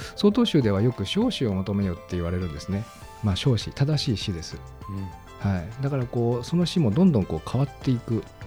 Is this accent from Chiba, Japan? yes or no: no; Gunma, Japan; 私は群馬出身